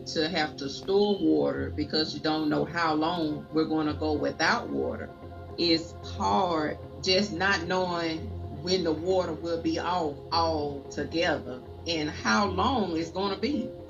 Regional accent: Jackson, Mississippi, United States; I've never experienced anything like this in my hometown before.

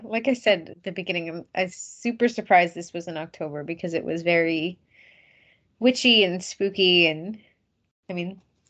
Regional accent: Massachusetts, United States; I'm from Massachusetts. I live in Massachusetts.

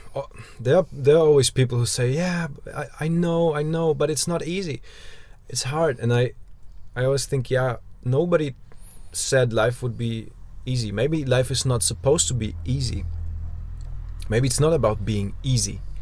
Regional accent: Germany

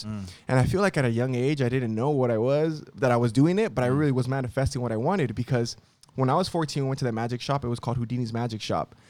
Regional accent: Downey, California, United States; also born or lived in Monterey Park / Hollywood; I grew up in Downey. Well, it's like we moved a lot, Latino family.

